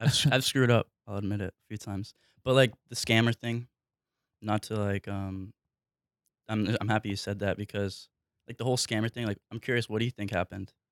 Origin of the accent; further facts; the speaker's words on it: New Hampshire, United States; I grew up, I grew up in New Hampshire